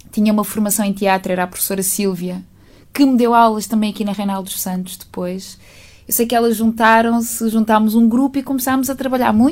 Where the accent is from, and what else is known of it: Azambuja, Lisbon, Portugal; born or raised there; also born or lived in Vila Franca de Xira / Aveiras de Cima